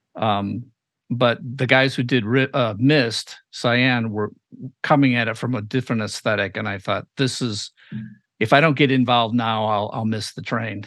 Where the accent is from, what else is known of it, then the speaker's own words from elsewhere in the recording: Chicago, Illinois, United States; we're both from Chicago.